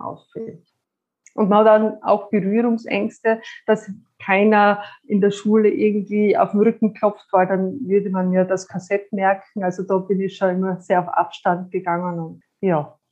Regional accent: Styria, Austria; Ich komme aus der Steiermark, bin 45 Jahre alt

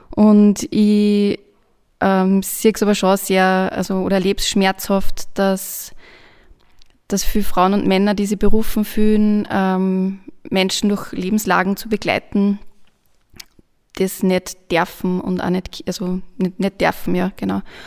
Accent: Linz, Upper Austria, Austria; Ich bin Linzerin.

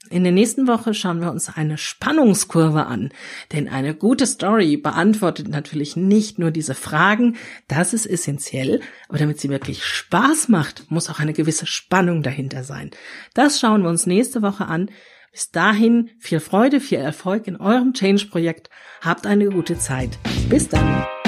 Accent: Ruhr area, North Rhine-Westphalia, Germany; ich bin im Ruhrgebiet aufgewachsen

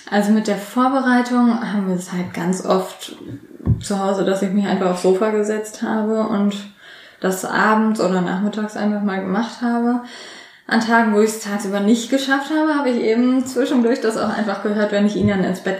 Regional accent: Lower Saxony, Germany; ich komme aus der Nähe zwischen Bremen und Hannover

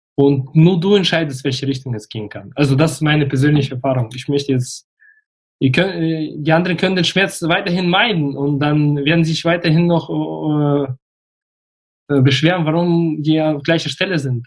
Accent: Russia; moved away; ich bin in Russland geboren. Ich gehöre zu der Generation der Deutsch-Russen

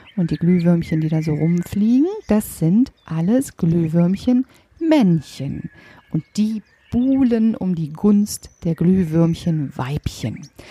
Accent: Germany; bei uns in Deutschland

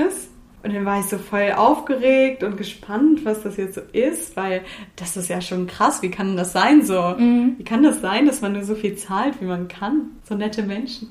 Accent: Lüneburg Heath, Lower Saxony, Germany; moved away as an adult; also born or lived in Hamburg; now in Berlin, Germany; ich komme aus dem tiefen Niedersachsen, aus der Lüneburger Heide, aus so einem Kaff

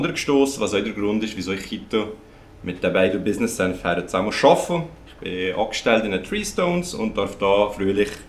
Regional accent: Lucerne, Switzerland; ah, Luzern.

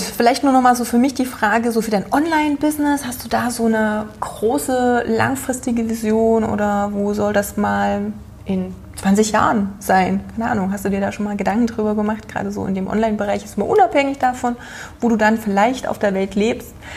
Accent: Germany; als Deutscher

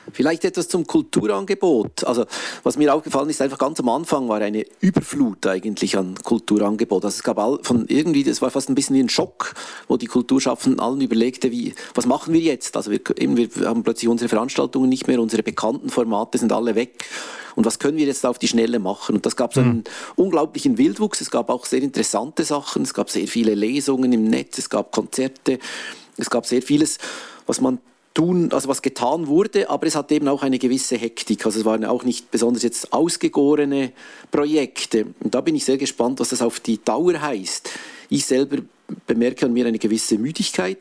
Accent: Switzerland; normalerweise ist man als Schweizer gewohnt, dass die Krisen an einem vorbeigehen

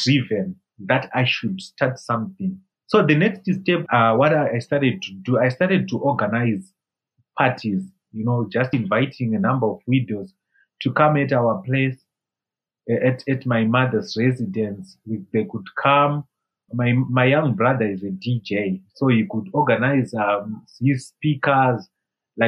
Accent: Zimbabwe; I left Zimbabwe to India

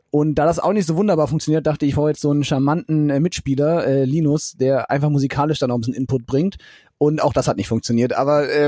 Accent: Fulda, Hesse, Germany; Genau, Fulda geboren und dann ähm, dort auch zur Schule gegangen

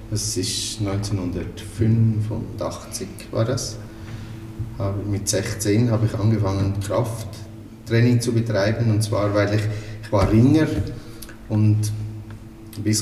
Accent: Aargau, Switzerland; äh, aufgewachsen, wie man wahrscheinlich schon hört, in der Schweiz, also im Freiamt. Ist ein äh, Teil vom Kanton Aargau, also eher im deutschsprachigen Schweiz.

